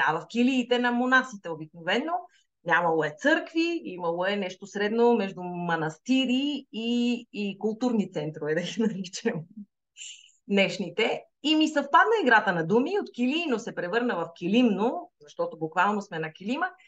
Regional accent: Sliven, Sliven Province, Bulgaria; moved away as an adult; now in Madrid, Spain; Аз всъщност съм родена в Сливен. Нали, с корените в Стралжа, обаче съм израснала и съм учила в Сливен

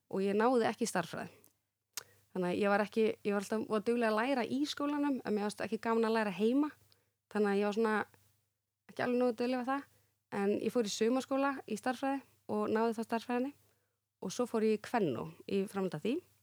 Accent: Reykjavík, Capital Region, Iceland; also born or lived in Grafarvogur; Ég átti heim í Breiðholtinu

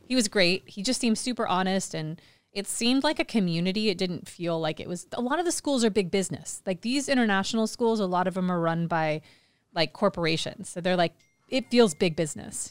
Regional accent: Kansas City, United States; moved away as an adult; also born or lived in China; now in Phuket, Thailand; Kansas City, I grew up in Kansas City

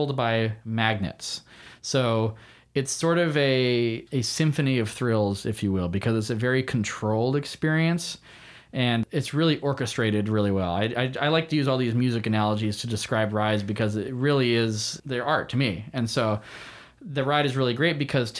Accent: California, United States; I grew up in California

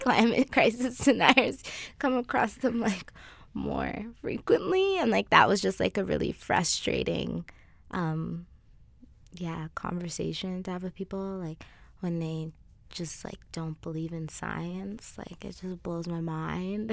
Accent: Kenya; now in Alberta, Canada; I'm not from here. I'm from Kenya

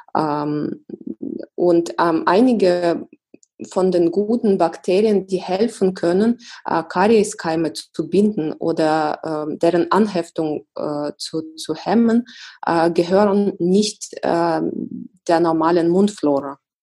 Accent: Russia; now in Germany; mein Heimatland ist Russland

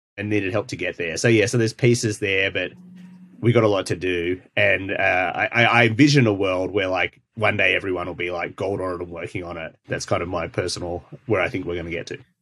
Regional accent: Australia; moved away; I'm Australian

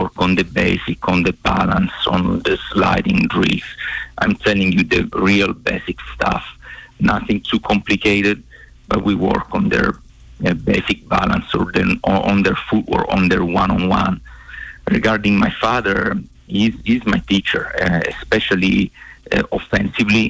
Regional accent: Sicily, Italy; moved away as an adult; also born or lived in Bozeman, Montana; now in Arizona, United States; I come from Sicily in Italy

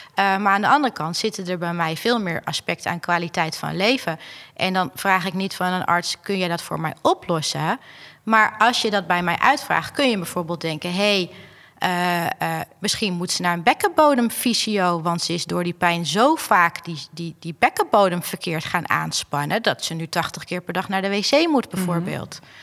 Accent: Alkmaar, North Holland, Netherlands; ik kom uit Alkmaar

